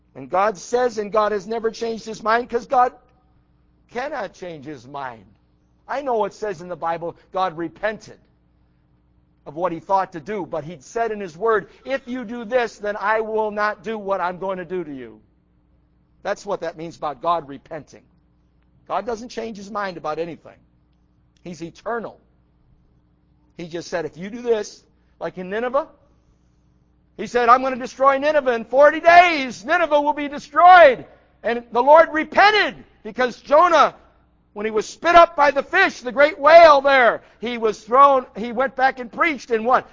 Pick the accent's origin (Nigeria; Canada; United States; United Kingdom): United States; I'm an American.